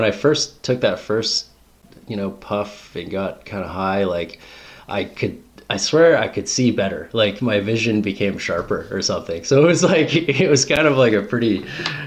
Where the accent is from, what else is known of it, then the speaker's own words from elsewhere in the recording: Smithers, British Columbia, Canada; I grew up in Smithers, BC, where I'm coming to you from now.